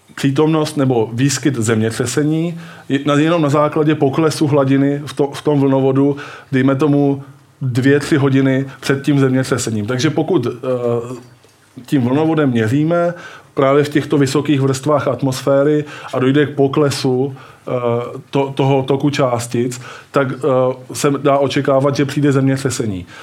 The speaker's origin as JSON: {"language": "Czech", "town": "Brno", "region": "South Moravian Region", "country": "Czechia", "said": "Já jsem z Brna"}